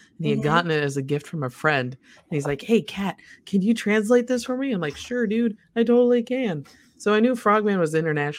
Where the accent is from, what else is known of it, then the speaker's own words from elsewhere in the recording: Indiana, United States; moved away; my home state of Indiana